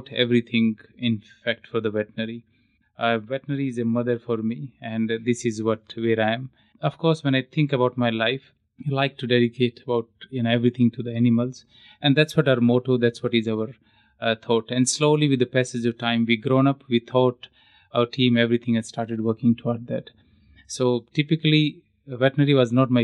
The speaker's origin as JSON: {"language": "English", "region": "Haryana", "country": "India", "moved": "yes", "said": "I'm actually from Haryana"}